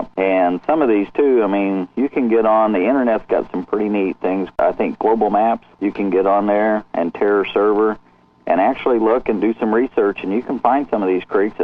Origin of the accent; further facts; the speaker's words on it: Indiana, United States; I'm from Indiana here, and we're up here where it's tough